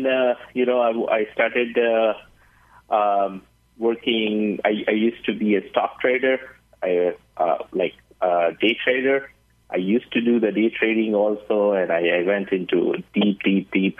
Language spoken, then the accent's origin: English; India; moved away as an adult; now in Arizona, United States; I'm basically from India. I came here in United States in 2006